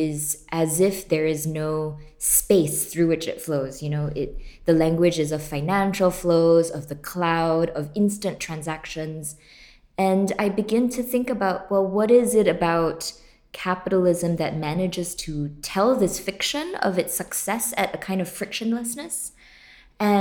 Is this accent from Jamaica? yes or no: no; Singapore; moved away as an adult; now in United States; I grew up in Singapore, born and raised, and left to the US when I was 19.